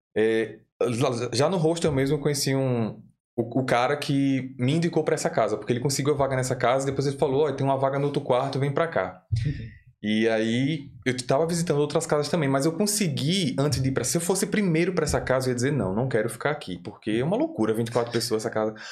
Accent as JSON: {"language": "Portuguese", "town": "Aracaju", "region": "Sergipe", "country": "Brazil", "moved": "as an adult", "lives_now": "Dublin, Ireland", "said": "eu sou de Aracaju, Sergipe"}